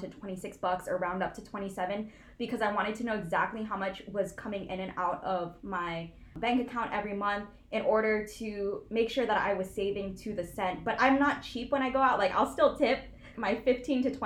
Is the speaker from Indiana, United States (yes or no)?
no; Hawaii, United States; moved away as an adult; also born or lived in Los Angeles; I was born and raised in Hawaii. All like 18 years of my life